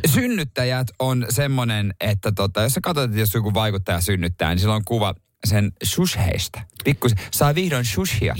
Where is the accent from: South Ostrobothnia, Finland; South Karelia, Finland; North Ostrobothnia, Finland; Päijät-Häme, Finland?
South Ostrobothnia, Finland; Seinäjoki; moved away; ei meillä Seinäjoella koulussa ollut sitä mun aikana